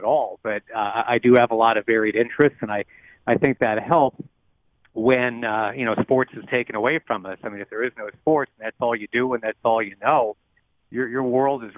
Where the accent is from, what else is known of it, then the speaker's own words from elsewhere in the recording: Rochester, New York, United States; moved away; my hometown of Rochester, New York